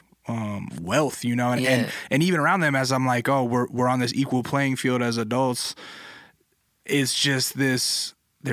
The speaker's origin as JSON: {"language": "English", "region": "Alaska", "country": "United States", "tie": "born or raised there", "moved": "as an adult", "lives_now": "Los Angeles, United States", "said": "I grew up in the woods. I grew up in Alaska"}